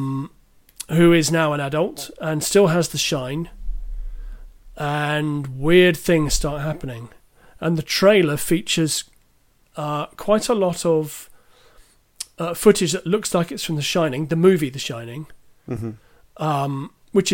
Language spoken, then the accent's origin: English; London, United Kingdom; now in Somerset, United Kingdom; I'm originally from the Southwest London.